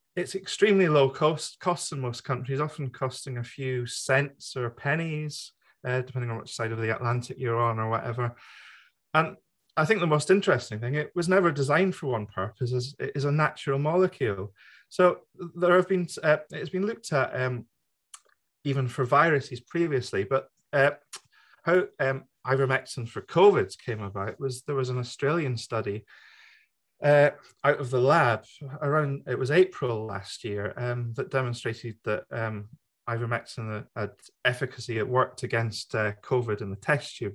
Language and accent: English; United Kingdom; myself being the British member of the FLCCC